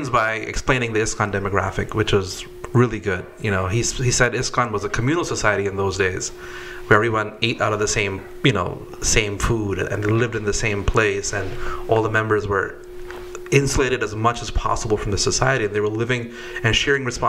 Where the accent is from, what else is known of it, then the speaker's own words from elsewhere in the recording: United States; our generation, we grew up in America